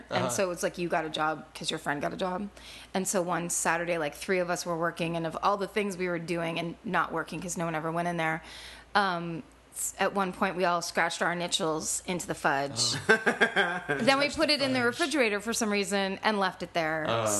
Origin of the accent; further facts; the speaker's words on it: Petaluma, California, United States; Petaluma, California.